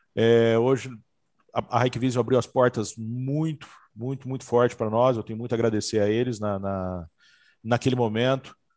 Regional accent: São José do Rio Preto, São Paulo, Brazil; also born or lived in Santa Catarina; eu sou de Rio Preto, sou de São José do Rio Preto, estava morando em Santa Catarina e acreditei que para o meu negócio, seria muito melhor eu voltar para minhas raízes

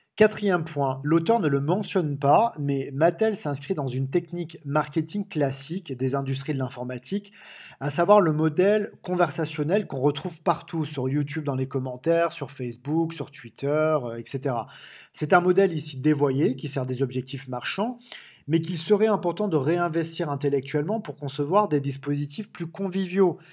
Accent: Marseille, Provence-Alpes-Côte d'Azur, France; comme on dit chez moi à Marseille

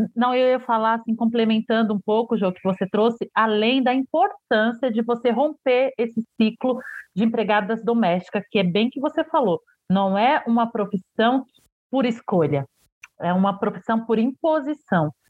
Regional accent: Santo Estêvão, Bahia, Brazil; Eu sou de Santo Estevo

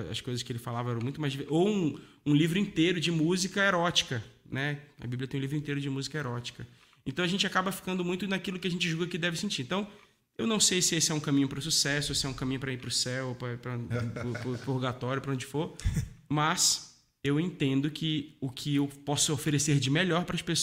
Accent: Amazonas, Brazil; also born or lived in Paraíba; Mas eu já passei por Rio de Janeiro, é, eu nasci na Paraíba, eu cresci no Amazonas, é, enfim, e mais um monte de outros lugares aí.

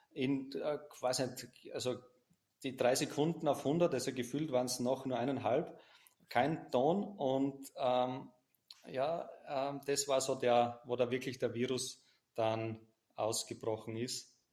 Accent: Styria, Austria; Ähm, ich komme ja aus, aus der Nähe von Graz, das ist ganz im, Süden, fast an der slowenischen Grenze.

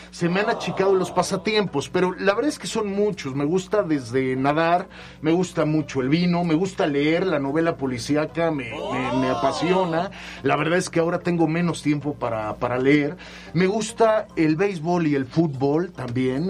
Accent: Mexico City, Mexico; moved away as an adult; now in Puebla, Mexico; soy eh, chilango, soy de la Ciudad de ah, México, aunque de padre y madre yucatecos

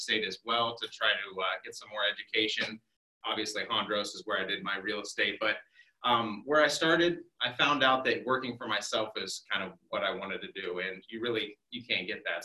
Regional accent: Worthington, Ohio, United States; also born or lived in Canal Winchester, Ohio; I grew up in Worthington, really right down the road here. Um, I ended up going to high school in Canal Winchester

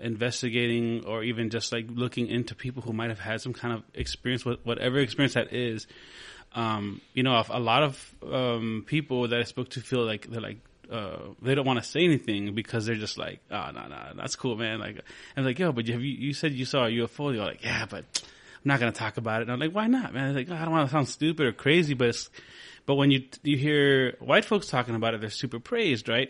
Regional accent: Del Rio, Texas, United States; I'm originally from Del Rio, Texas, from the Barrio de San Felipe.

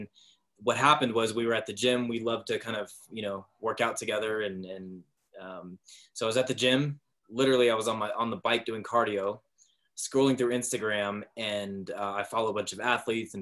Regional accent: Vallejo, California, United States; I grew up in Vallejo, California

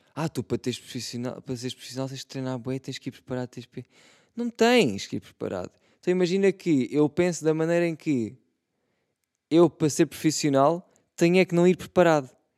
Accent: Setúbal, Portugal; Eu sou de Setúbal também

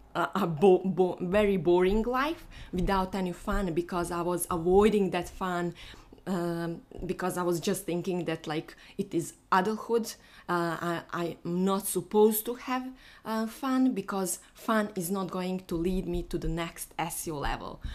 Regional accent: Bosnia & Herzegovina; moved away; So today I'm flying to my home because I am from Bosnia

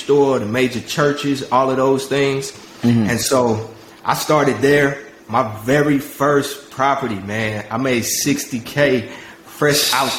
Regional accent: South Park, United States; I grew up in South Park, which is a low-income hood.

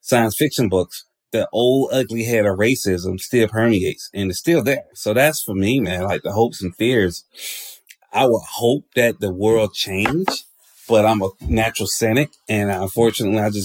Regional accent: Atlanta, Georgia, United States; I'm from Georgia. And the reality of it is, even living in a place like Atlanta, which is predominantly black

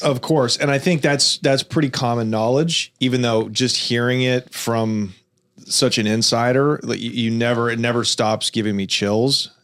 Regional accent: Los Angeles, California, United States; Made in Venice, California, Los Angeles, my hometown

